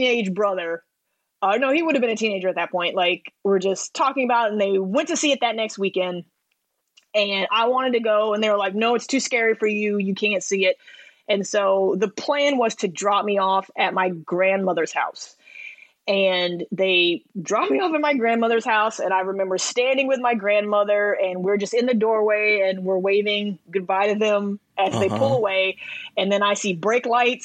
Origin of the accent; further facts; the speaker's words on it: the South, United States; I'm from the South